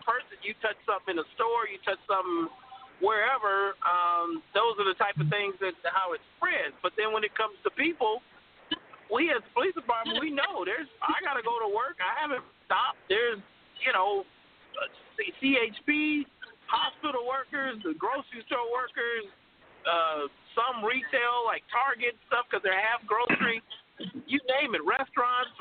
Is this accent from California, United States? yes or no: yes; Los Angeles, California, United States; Born and raised in Los Angeles